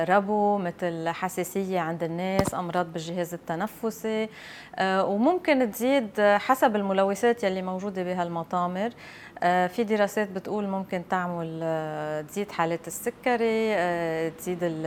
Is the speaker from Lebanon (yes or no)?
yes; Lebanon; عندنا بلبنان